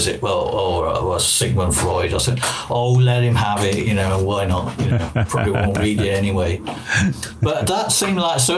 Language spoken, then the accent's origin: English; Wales, United Kingdom; I come from Wales